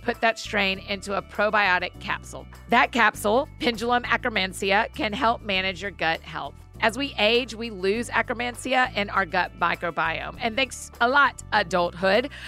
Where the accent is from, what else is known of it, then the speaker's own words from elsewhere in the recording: Marietta, Georgia, United States; Marietta, my hometown